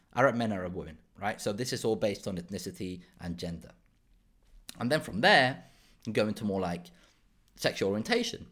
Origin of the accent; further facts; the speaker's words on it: Málaga province, Andalusia, Spain; also born or lived in Ronda, Spain; I was born in Ronda, which is the Málaga province, but I grew up in a small town in Spain, in southern Spain, in Málaga.